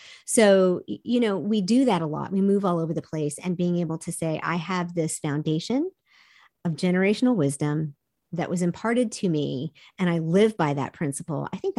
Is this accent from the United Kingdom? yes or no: no; South Korea; I grew up in Korea. We saw the multi-generational family in that culture all the time.